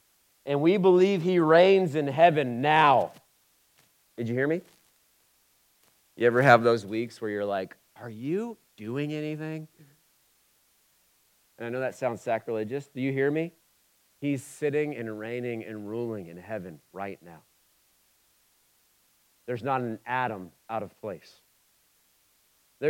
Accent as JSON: {"language": "English", "town": "Oxford", "region": "Ohio", "country": "United States", "said": "I'm from Oxford. So I'm from Oxford, Ohio"}